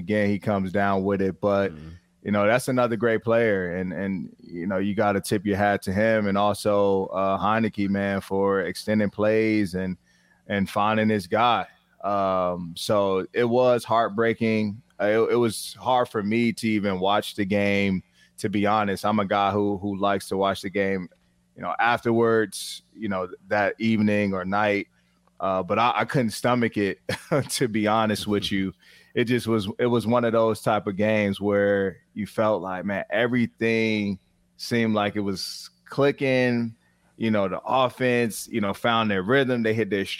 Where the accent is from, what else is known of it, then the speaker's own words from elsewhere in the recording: Virginia, United States; I'm from Virginia